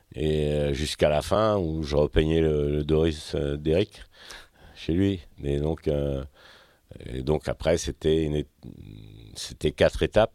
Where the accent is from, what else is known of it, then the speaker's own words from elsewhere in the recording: Finistère, Brittany, France; also born or lived in Châteauneuf-du-Faou / Quimper / Quimperlé; tout commence en Finistère